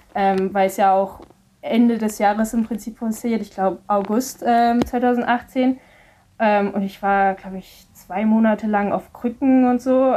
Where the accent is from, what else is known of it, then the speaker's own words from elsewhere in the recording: Mettmann, North Rhine-Westphalia, Germany; von wo ich herkomme in Mettmann